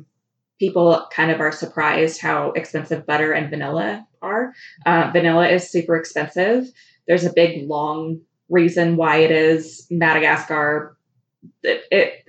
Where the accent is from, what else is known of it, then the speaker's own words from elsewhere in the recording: Fort Collins, Colorado, United States; moved away as an adult; also born or lived in California / Hot Springs Village, Arkansas; I grew up in Colorado in Fort Collins, and I lived there until I was graduated from high school.